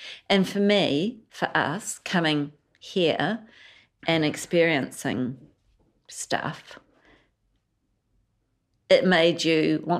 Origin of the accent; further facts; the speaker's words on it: Sri Lanka; but I've always felt Sri Lankan.